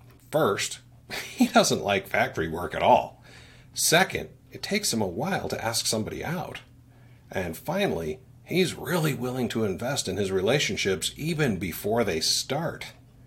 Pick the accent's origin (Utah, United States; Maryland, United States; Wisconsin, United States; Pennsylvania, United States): Utah, United States; I'm from Utah, so big families are pretty normal here.